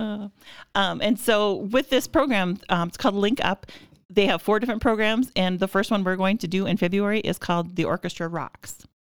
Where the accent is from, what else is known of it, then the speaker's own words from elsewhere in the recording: Minnewaukan, North Dakota, United States; now in Minot, United States; I grew up in Minnewakan, which is smaller than Devil's Lake, about five hundred people.